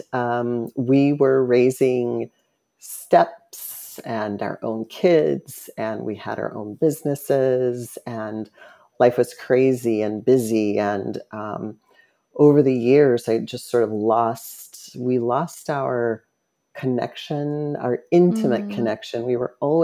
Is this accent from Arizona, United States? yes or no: yes; Phoenix, Arizona, United States; I was born in Phoenix, Arizona, and lived with a single mom, a couple of sisters